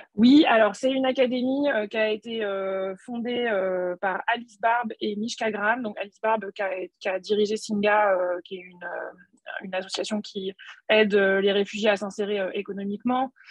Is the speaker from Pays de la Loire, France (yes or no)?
yes; Nantes, Pays de la Loire, France; je suis nantaise